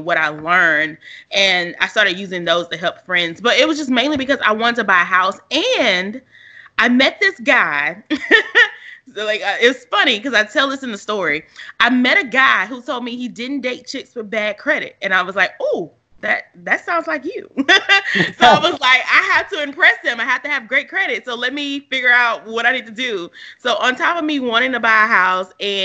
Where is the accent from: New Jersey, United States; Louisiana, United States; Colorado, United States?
Louisiana, United States; my hometown is like a college town, Louisiana